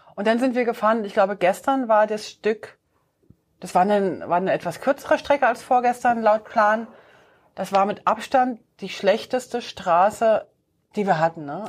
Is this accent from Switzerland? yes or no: yes; Switzerland; bei uns in der Schweiz